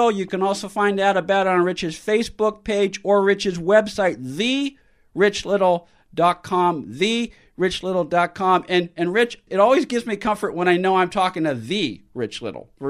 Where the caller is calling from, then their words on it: California, United States; I'm calling from Southern California, where the air quality has been awful because of the fires.